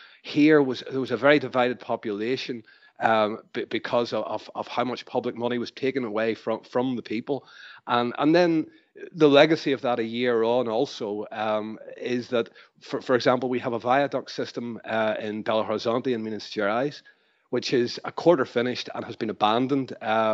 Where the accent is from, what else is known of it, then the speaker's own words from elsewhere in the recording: Northern Ireland, United Kingdom; now in Brazil; Six of the World Cup stadiums in Brazil had grass from my home country, from Northern Ireland, that was flown across.